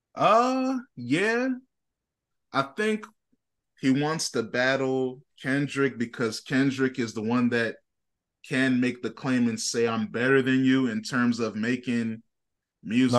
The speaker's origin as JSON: {"language": "English", "region": "Virginia", "country": "United States", "said": "I'm from Virginia"}